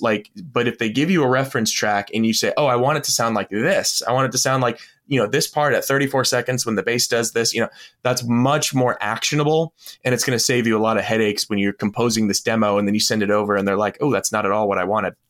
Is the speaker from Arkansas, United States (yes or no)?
no; Florida Panhandle, United States; I was born in the Panhandle of Florida, and a lot of my family lived there